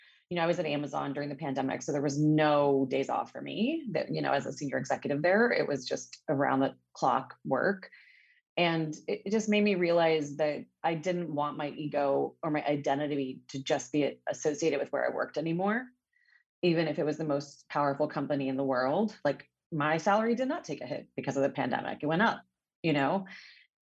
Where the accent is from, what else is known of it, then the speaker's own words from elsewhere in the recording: Montebello and Whittier, Southern California, United States; I'm from Southern California, daughter of a Brazilian immigrant and an Armenian refugee. And you know, grew up between Montebello and Whittier, very Latino communities